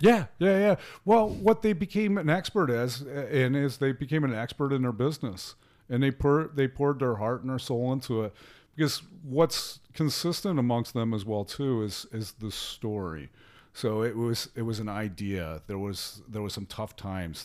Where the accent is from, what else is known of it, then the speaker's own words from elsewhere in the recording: small town near Denver, Colorado, United States; also born or lived in Columbus, Ohio; now in Miami, United States; I'm actually originally from, um, the Colorado area, actually a little small town in the mountains just outside of Denver